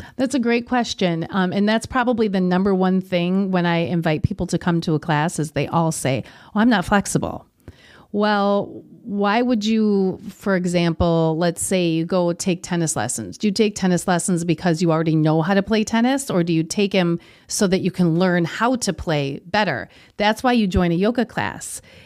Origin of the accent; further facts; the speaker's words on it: Kenosha, Wisconsin, United States; also born or lived in Milwaukee; I'm born and raised in Kenosha.